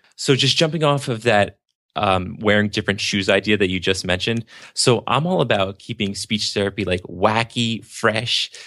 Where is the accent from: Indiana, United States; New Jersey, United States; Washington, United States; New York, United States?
New Jersey, United States; Born and raised in New Jersey